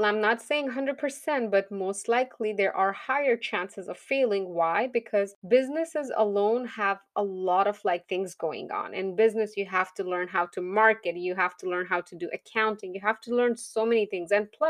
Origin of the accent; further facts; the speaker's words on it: Pakistan; moved away as an adult; now in United States; Now, when I came to US, I was licensed from Pakistan. I did have my certification there. We don't have licenses there. We have certifications there.